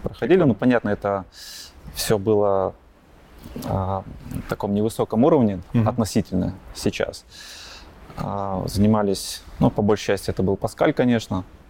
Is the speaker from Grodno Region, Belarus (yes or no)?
yes; Grodno, Grodno Region, Belarus; родился я в Гродно, а, учился, ну, как и многие до 9 класса в обычной школе